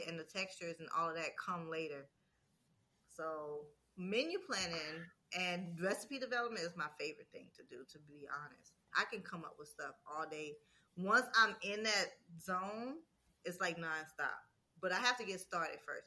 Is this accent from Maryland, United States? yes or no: no; Louisiana, United States; I'm from Louisiana